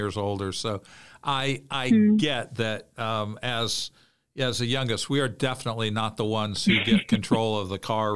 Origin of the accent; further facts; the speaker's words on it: Central Illinois, United States; I grew up in Central Illinois